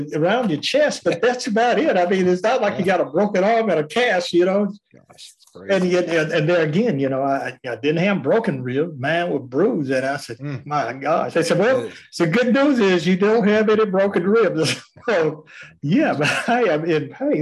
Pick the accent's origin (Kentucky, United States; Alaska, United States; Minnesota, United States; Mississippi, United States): Mississippi, United States; Meridian; I grew up in Meridian, Lauderdale County, Mississippi, and East Central Mississippi